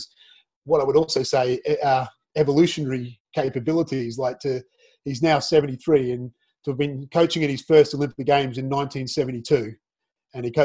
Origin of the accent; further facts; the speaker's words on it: Australia; moved away as an adult; now in United Kingdom; a kid growing up in Australia